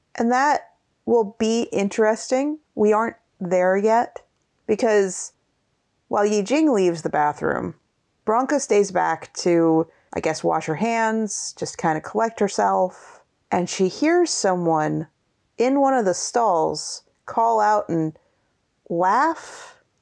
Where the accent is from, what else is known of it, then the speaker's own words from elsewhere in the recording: Seattle, Washington, United States; we are from Seattle